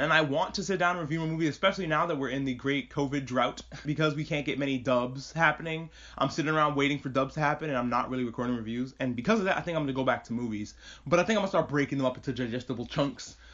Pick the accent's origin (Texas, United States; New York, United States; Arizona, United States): New York, United States; I grew up in New York